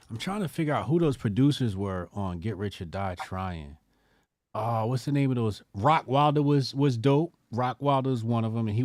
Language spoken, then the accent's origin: English; California, United States; I'm from California